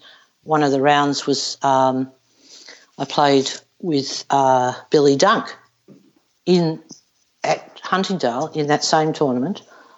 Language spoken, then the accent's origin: English; Melbourne, Victoria, Australia; I'm from Melbourne.